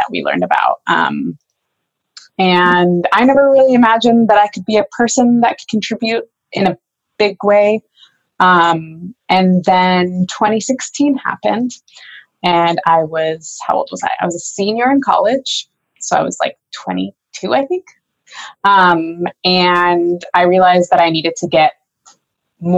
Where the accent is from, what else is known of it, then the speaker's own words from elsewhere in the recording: University Place, Washington, United States; also born or lived in Tacoma; I was born in Tacoma, grew up in University Place, which is just a suburb of Tacoma